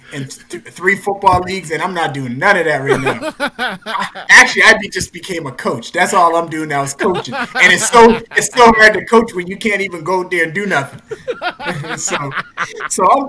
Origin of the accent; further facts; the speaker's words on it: North Preston, Nova Scotia, Canada; I came from North Preston, a community